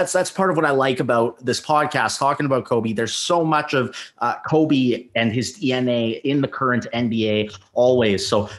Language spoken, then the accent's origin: English; Canada; especially me growing up in Canada as a Lakers fan, having flown out to see the Lakers, including Kobe's last game.